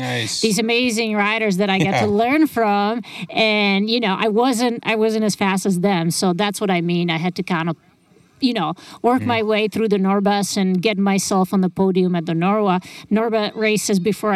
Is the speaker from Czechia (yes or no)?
yes; Czechia; moved away as an adult; also born or lived in Lake Tahoe, California; I grew up in the Czech Republic